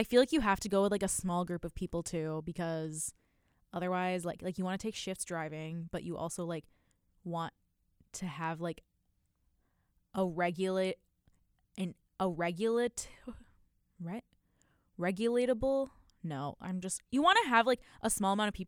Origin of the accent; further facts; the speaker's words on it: Wisconsin, United States; growing up in Wisconsin, like, all of the kids in my classes